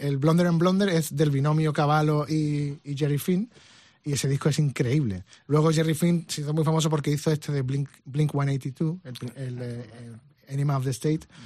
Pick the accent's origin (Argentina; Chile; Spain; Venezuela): Spain; no sé si soy el único español que lo ha tenido